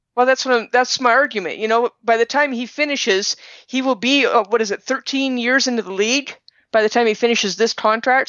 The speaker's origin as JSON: {"language": "English", "town": "Denver", "region": "Colorado", "country": "United States", "tie": "born or raised there", "also_born_or_lived": "Seattle", "moved": "yes", "lives_now": "Montana, United States", "said": "I was born and raised in Denver"}